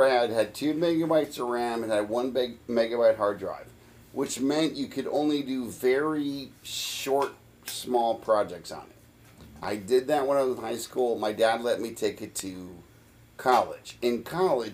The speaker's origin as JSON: {"language": "English", "town": "Kansas City", "region": "Missouri", "country": "United States", "tie": "born or raised there", "said": "I happened to be born... in Kansas City, Missouri"}